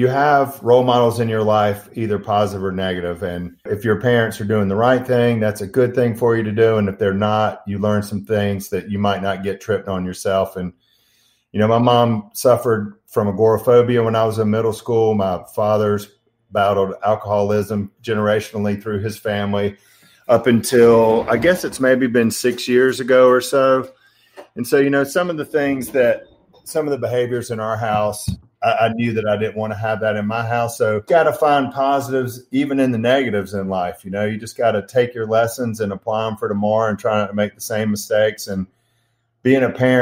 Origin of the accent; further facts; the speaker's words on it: Albany, Georgia, United States; also born or lived in Athens, Georgia; I was born in Albany, Georgia, Southwest Georgia, born and raised down there